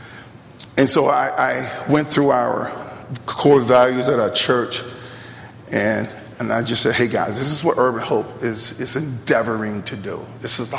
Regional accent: Selma, Alabama, United States; also born or lived in Grand Rapids, Michigan / Louisville; now in Birmingham, United States; I'm originally from Selma.

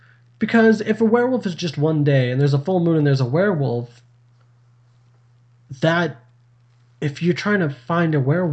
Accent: Canada; we're Canadian.

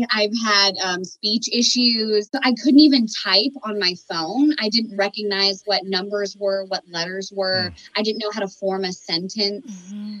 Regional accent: Miami, Florida, United States; I'm from Miami and they don't even charge that much.

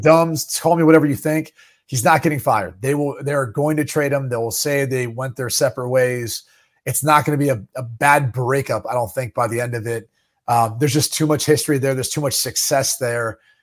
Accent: Dublin, Ohio, United States; moved away; I grew up in Dublin, Ohio, home of Wendy's

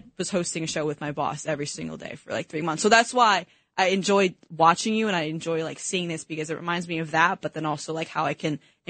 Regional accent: East Coast, United States; growing up on the East Coast

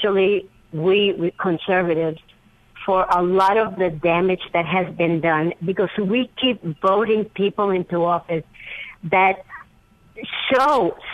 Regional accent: Long Island, New York, United States; I grew up in Long Island

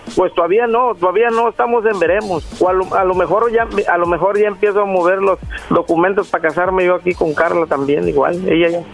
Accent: Mexico; moved away as an adult; now in Los Angeles, United States; Yo soy mexicano de gusto colorado

